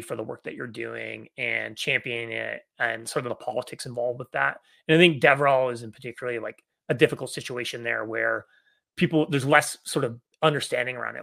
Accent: Canada; moved away as an adult; also born or lived in Victoria, Canada; now in San Francisco Bay Area, United States; I grew up in Canada, uh, but I've been living in the United States now in the San Francisco Bay Area for about thirteen years

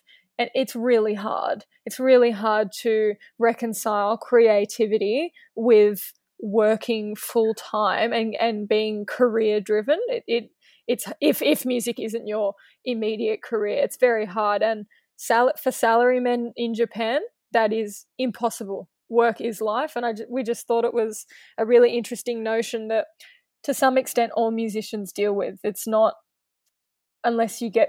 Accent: Australia; as an Australian

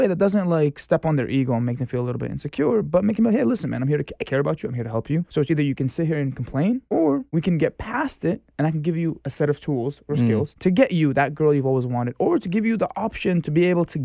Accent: Boston, Massachusetts, United States; moved away as an adult; now in New York City, United States; Born and raised in Boston, Massachusetts

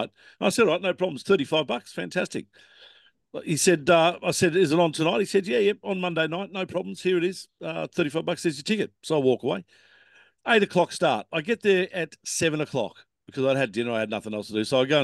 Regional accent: Australia; I'm from Australia

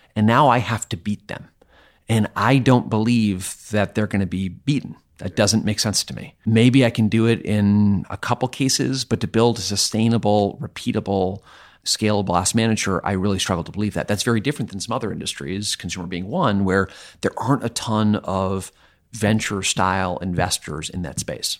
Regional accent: Vermont, United States; I'm from Vermont

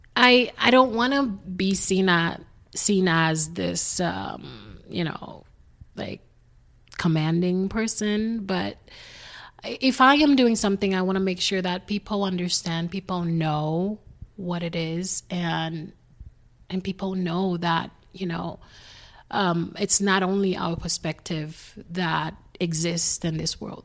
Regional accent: Haiti; English is a second language; moved away; I am originally from Haiti, grew up there.

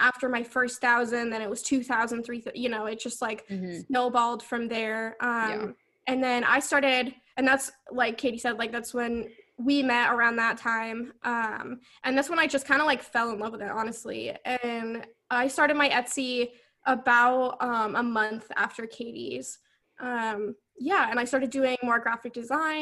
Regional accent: Vermont, United States; the school here in Vermont, I'm from Vermont, is UVM

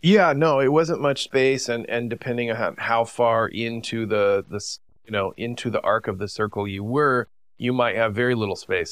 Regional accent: United States; growing up in the United States

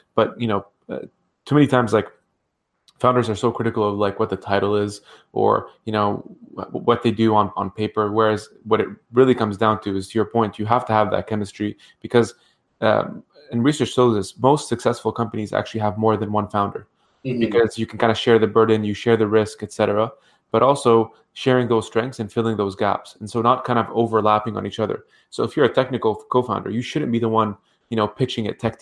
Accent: Ottawa, Ontario, Canada; I grew up in Ottawa

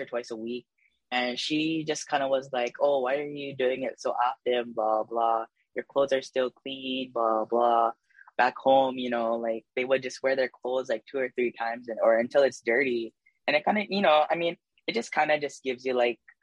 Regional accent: Waialua, Hawaii, United States; also born or lived in Waipahu; I was born and raised in the Wailua side

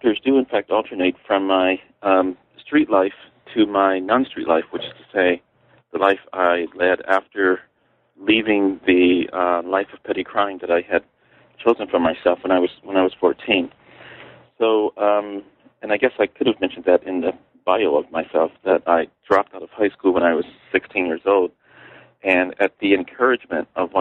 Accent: Chicago, Illinois, United States; moved away as an adult; also born or lived in Iowa City, Iowa / Bridgewater, Massachusetts; I was born and raised in Chicago

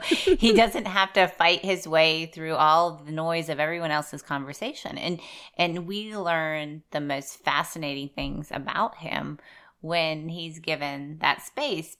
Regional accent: Southwest Pennsylvania, United States; moved away; I grew up in Southwest Pennsylvania

